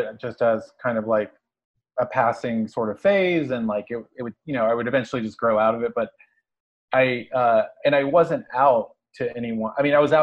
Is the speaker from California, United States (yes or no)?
no; Dallas, Texas, United States; moved away as an adult; also born or lived in Tokyo, Japan; now in Los Angeles, United States; I grew up in Dallas, Texas, and I moved to LA after college